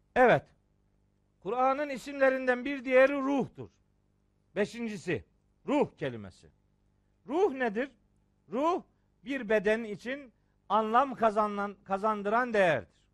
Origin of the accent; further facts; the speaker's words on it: Trabzon, Turkey; Trabzonluyum ya ben